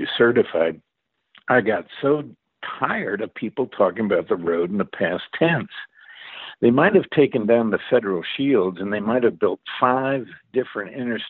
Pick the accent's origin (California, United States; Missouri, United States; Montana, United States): Missouri, United States; St. Louis; moved away; I was in my hometown of St. Louis